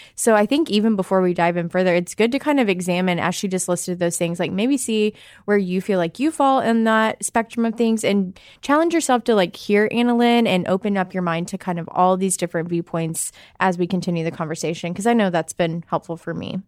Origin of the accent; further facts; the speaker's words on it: Arkansas, United States; I am a American. I'm from Arkansas.